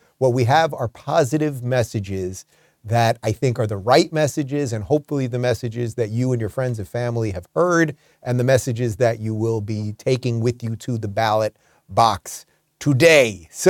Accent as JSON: {"language": "English", "region": "California", "country": "United States", "said": "And I should tell you, it was a little bizarre for me, because as a Californian, I've never had to show an ID to vote before."}